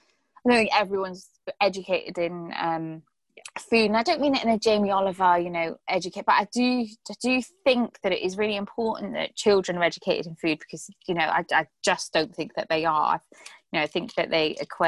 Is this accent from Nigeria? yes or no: no; Ireland; We're Irish. We have to eat potatoes. We're Irish.